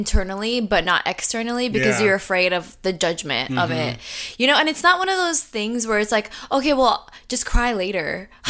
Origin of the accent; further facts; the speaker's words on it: Jamaica; we're Jamaican.